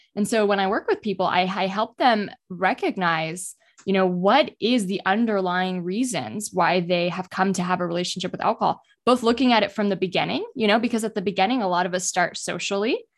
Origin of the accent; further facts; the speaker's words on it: United States; I grew up in the United States